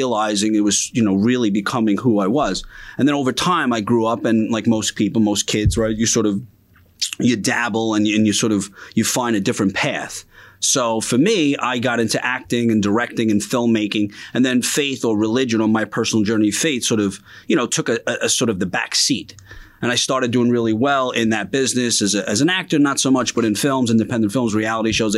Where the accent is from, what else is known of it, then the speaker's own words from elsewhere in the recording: New York City, New York, United States; I grew up in Bensonhurst, Brooklyn.